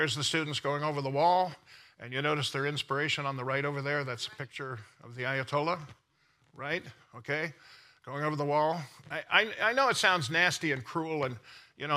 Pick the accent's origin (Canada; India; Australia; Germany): Canada; I'm from Canada. I have dual citizenship, Canada and America. I'm a Canadian-American